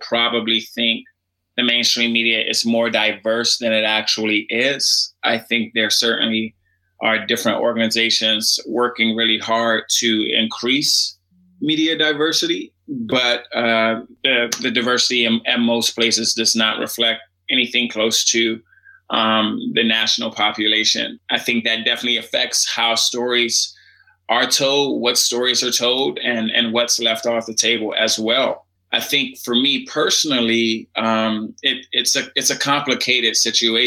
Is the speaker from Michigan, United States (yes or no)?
no; Washington, District of Columbia, United States; I grew up in Washington, D.C.